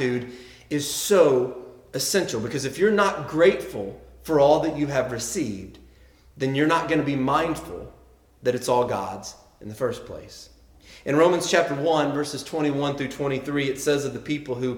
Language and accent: English; the South, United States; accent: Southern; I grew up in the South